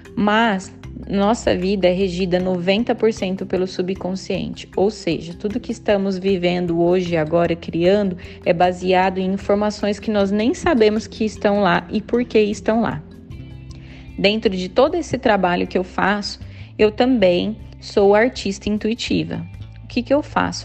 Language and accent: Portuguese; Campinas, São Paulo, Brazil; moved away as an adult; now in Ireland; moro na Irlanda já há 8 anos e sou natural de Campinas